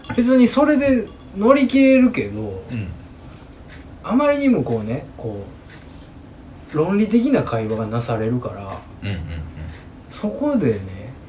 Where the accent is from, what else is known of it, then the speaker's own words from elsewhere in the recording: Kansai, Japan; accent: Kansai-ben; 結構俺関西弁で喋ってたから